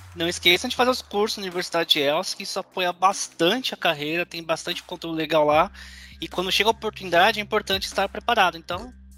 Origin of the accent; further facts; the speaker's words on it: São Paulo, Brazil; eu não sou da região de Campinas, sou, sou de São Paulo